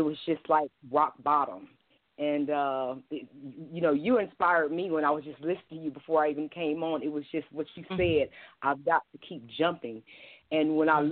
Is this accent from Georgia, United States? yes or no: yes; Columbus, Georgia, United States; my hometown of Columbus, Georgia